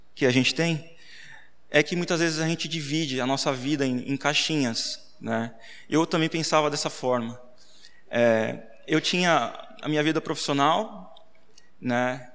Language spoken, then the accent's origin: Portuguese; Sorocaba, São Paulo, Brazil; Eu sou de Sorocaba também, nasci lá